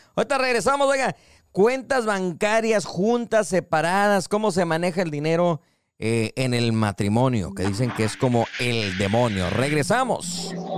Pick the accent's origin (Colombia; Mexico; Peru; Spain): Mexico; como mexicanos